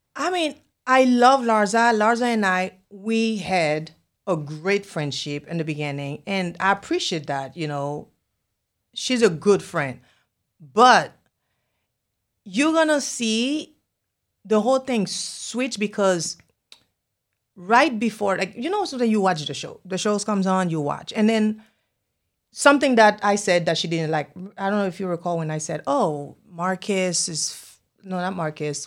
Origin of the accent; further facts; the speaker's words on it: Haiti; English is a second language; now in Miami, United States; I'm from Haiti. I speak Creole.